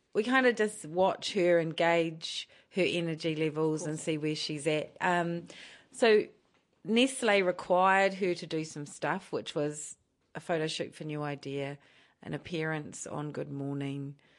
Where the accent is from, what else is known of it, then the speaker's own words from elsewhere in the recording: Palmerston North, Manawatū-Whanganui, New Zealand; moved away as an adult; also born or lived in Auckland; now in Rotorua, New Zealand; I was born and raised in Palmerston North.